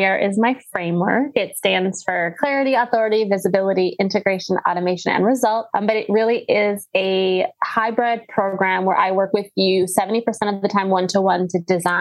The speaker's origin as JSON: {"language": "English", "region": "Wisconsin", "country": "United States", "tie": "born or raised there", "said": "I grew up in Wisconsin."}